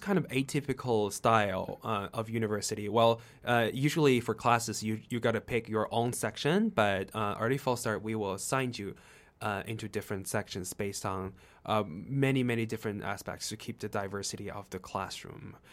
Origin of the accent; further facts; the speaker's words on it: China; English is a second language; moved away; I come from China.